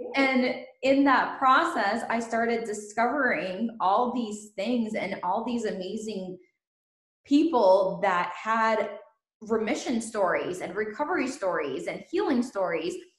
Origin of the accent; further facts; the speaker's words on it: Ukraine; now in United States; I was born in Ukraine